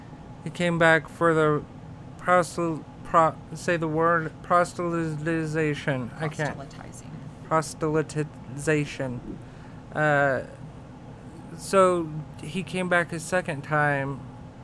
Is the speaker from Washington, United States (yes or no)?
no; Utah, United States; I'm from Utah. I don't practice any faith religiously